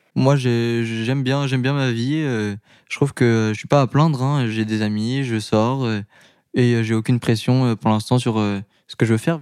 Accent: Paris, Île-de-France, France; je suis de Paris

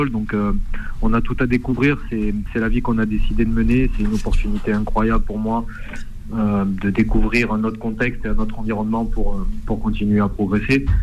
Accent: Lille, Hauts-de-France, France; born there; j'ai 34 ans et j'ai bougé dans pratiquement toute la France. Après, moi je suis né à Lille, si vous voulez tout savoir.

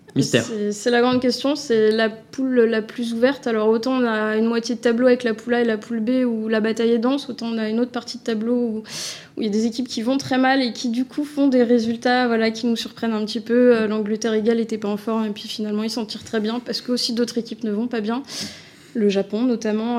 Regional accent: France; en tant que Français

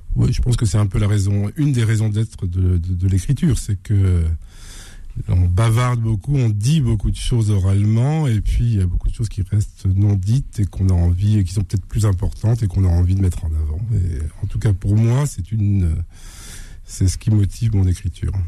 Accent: Normandy, France; also born or lived in Blainville-sur-Orne; je suis né en Normandie de parents euh, algériens.

